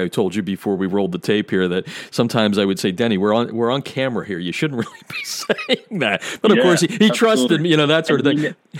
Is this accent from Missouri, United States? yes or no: no; Lehigh Valley, Pennsylvania, United States; I'm from the Lehigh Valley